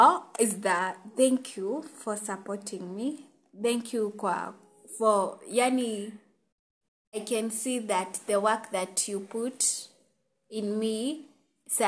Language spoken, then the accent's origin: English; Kiambu County, Kenya; Mimi nimetoka Kiambu County.